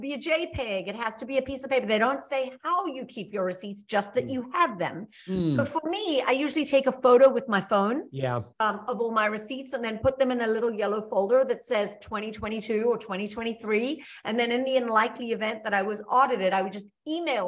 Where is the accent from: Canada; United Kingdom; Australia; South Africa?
South Africa; moved away as an adult; now in United States; I'm originally from South Africa. I came here with nothing but a bag of dirty clothes 25 years ago.